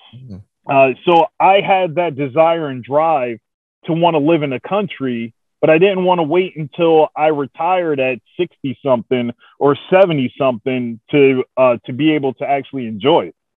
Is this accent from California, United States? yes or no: no; East Orange, New Jersey, United States; moved away as an adult; now in Oklahoma, United States; I grew up in East Orange, New Jersey